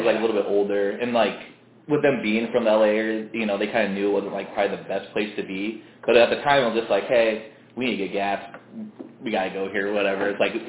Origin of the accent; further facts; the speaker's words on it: Midwest, United States; Yeah, I knew definitely, you know, growing up in the Midwest, like, going to Iowa games